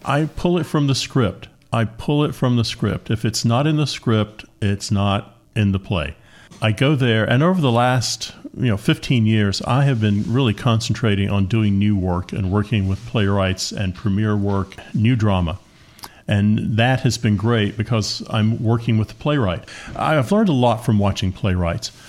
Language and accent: English; Appalachia, United States; growing up on a farm, growing up in Appalachia